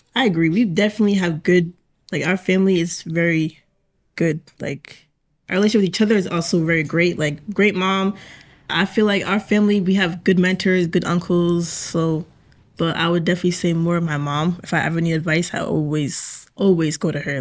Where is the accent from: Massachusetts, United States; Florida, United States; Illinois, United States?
Massachusetts, United States; Hingham; I am from Hingham.